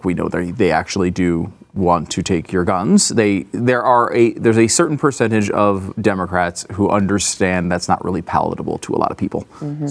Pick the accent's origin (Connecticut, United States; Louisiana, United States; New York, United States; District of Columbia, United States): Connecticut, United States; I grew up in Connecticut